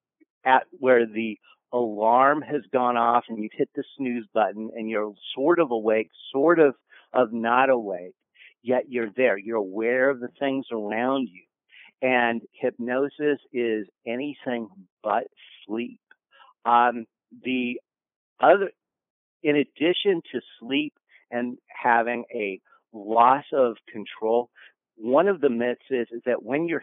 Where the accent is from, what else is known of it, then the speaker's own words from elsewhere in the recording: Kansas, United States; moved away; I'm originally from Kansas. As a result, I was told that it was my patriotic duty as a Kansan to watch The Wizard of Oz growing up 987 times